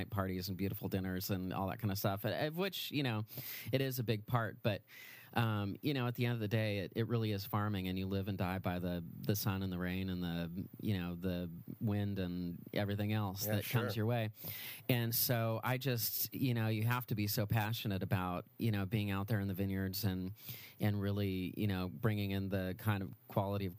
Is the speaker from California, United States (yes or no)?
yes; Napa Valley, California, United States; born and raised in the Napa Valley